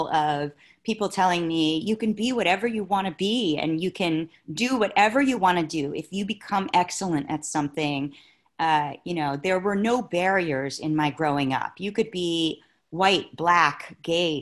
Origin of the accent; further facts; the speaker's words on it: St. Petersburg, Florida, United States; moved away; also born or lived in Los Angeles; I grew up in St. Petersburg, Florida